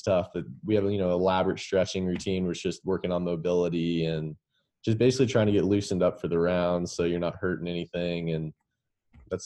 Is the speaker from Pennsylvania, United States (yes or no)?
no; Dallas, Texas, United States; also born or lived in Lexington, Kentucky / West Palm Beach, Florida; We grew up in Dallas together.